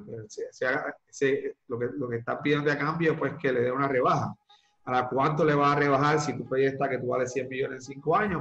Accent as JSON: {"language": "Spanish", "country": "Puerto Rico", "tie": "born or raised there", "said": "soy este, puertorriqueño, nací y criado aquí en la isla de Puerto Rico"}